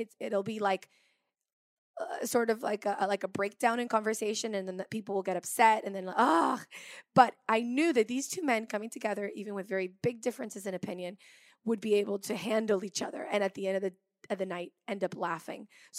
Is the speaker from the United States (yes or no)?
no; France; because I grew up partly in France too, so I have a very French side to my personality.